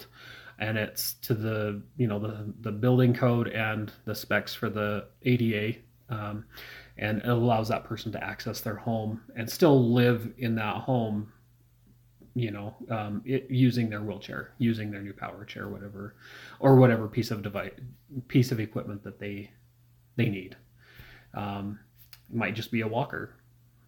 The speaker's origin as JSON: {"language": "English", "town": "Kenilworth", "region": "Utah", "country": "United States", "tie": "born or raised there", "said": "I grew up in Kenilworth."}